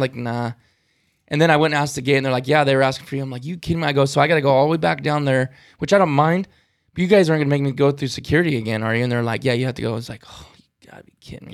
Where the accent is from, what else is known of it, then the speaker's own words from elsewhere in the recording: California, United States; I'm from California